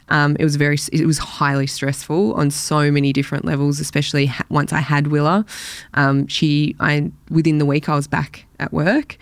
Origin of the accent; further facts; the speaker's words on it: Elwood, Victoria, Australia; also born or lived in Black Rock; I grew up in Elwood initially until I was about thirteen, and then down to Black Rock, um, where I still live now.